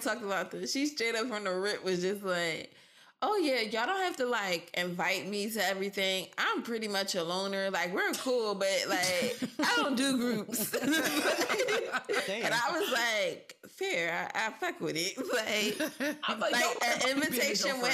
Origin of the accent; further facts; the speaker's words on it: Philadelphia, Pennsylvania, United States; I grew up in West Philly in the 90s, early 2000s